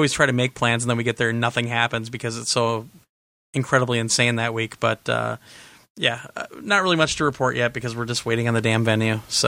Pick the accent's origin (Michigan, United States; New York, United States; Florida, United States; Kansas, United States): Kansas, United States; Overland Park; now in Indianapolis, United States; By the way, I grew up in Overland Park, Kansas. Oh, I think Glenn might know where I'm talking about. But I live just south of Indianapolis now.